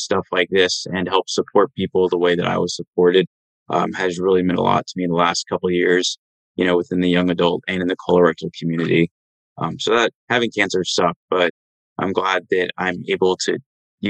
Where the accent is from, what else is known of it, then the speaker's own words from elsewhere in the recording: Dallas, Texas, United States; I'm from Dallas, Texas.